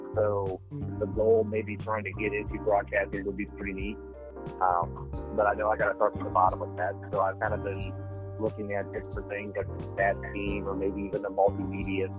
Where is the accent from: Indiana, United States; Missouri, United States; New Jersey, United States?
Indiana, United States; Indianapolis; My hometown's Indianapolis, Indiana